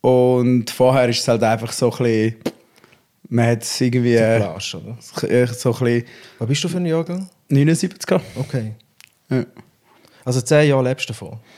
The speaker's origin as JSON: {"language": "German", "region": "Schaffhausen", "country": "Switzerland", "tie": "born there", "also_born_or_lived": "Zurich", "said": "Ja, es ist eigentlich, es ist Kanton, also ich bin in Schaffhausen geboren. Ja. Ich bin dort auf die Welt gekommen und äh, einmal noch kurz zu Zürich gewohnt. Und jetzt bin ich wieder ähm, in die Region zurück."}